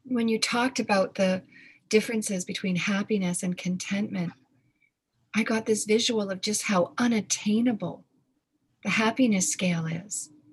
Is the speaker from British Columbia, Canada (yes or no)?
yes; Victoria, British Columbia, Canada; I grew up in Victoria, BC